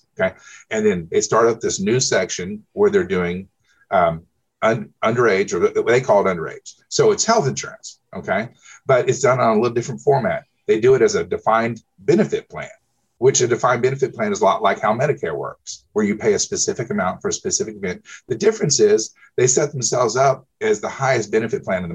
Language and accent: English; Oklahoma City, Oklahoma, United States; I'm from Oklahoma City.